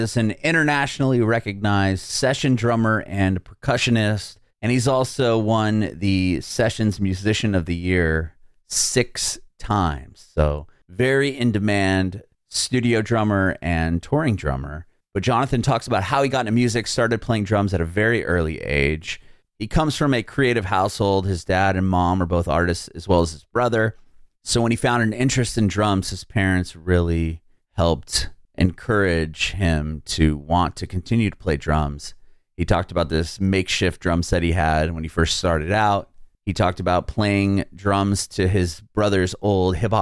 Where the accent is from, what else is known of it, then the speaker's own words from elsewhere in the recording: San Diego, California, United States; moved away as an adult; now in Nashville, United States; I'm originally from San Diego. My family and I moved from San Diego